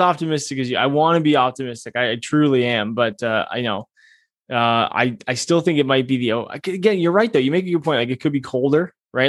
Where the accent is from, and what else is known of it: Canada